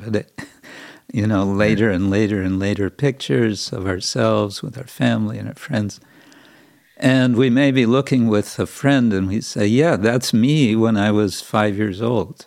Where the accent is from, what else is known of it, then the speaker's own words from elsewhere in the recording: California, United States; I grew up in California